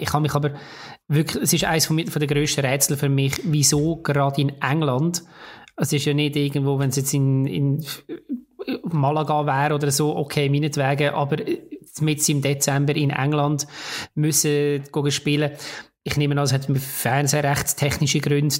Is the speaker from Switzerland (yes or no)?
yes; Switzerland; bei uns in der Schweiz